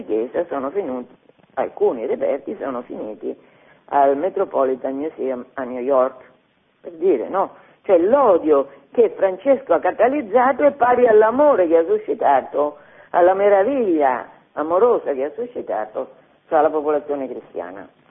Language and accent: Italian; Fabriano, Marche, Italy; Io sono di Fabriano, Fabriano ha tantissime chiese molto belle